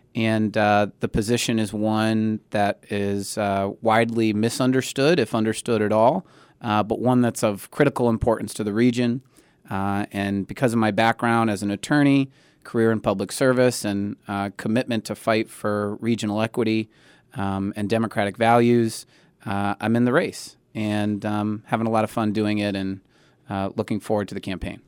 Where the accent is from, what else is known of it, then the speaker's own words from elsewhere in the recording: Springfield, Massachusetts, United States; I'm born and raised in Springfield.